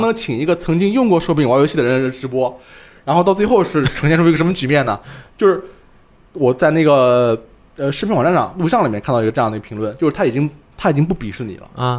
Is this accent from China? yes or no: yes; Ma'anshan, Anhui, China; 我家乡马鞍山市